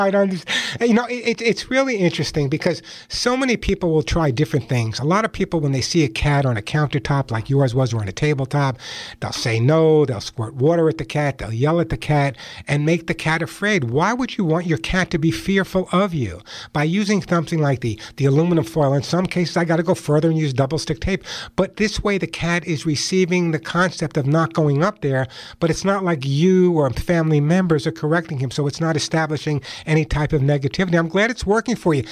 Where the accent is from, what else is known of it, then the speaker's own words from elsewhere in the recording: Long Island, New York, United States; accent: Long Island; also born or lived in Queens, New York; now in Los Angeles, United States; I grew up on Long Island